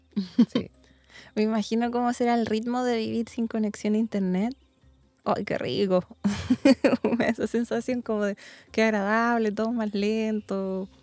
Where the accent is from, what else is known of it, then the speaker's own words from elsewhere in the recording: Santiago, Santiago Metropolitan Region, Chile; Yo igual soy santiaguina